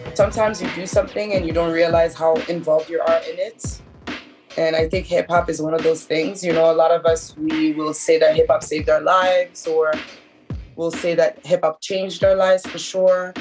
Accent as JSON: {"language": "English", "town": "Montreal", "region": "Quebec", "country": "Canada", "tie": "born or raised there", "also_born_or_lived": "Haiti", "moved": "yes", "lives_now": "Brooklyn, United States", "said": "I was born in Canada, in Montreal more precisely, and both of my parents are from Haiti"}